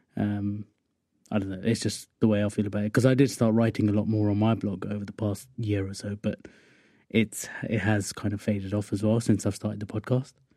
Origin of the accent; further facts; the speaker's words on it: Wokingham, South East England, United Kingdom; I'm from Workingham, which is just sort of west of London.